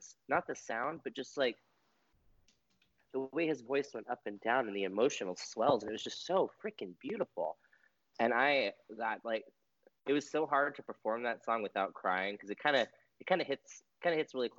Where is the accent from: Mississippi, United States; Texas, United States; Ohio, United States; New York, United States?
Texas, United States; West; I grew up in West Texas